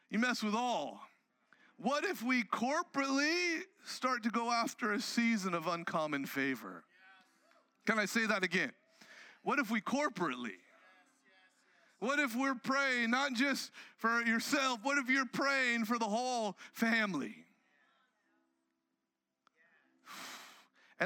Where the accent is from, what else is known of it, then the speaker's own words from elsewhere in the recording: Southern California, United States; I grew up in Southern California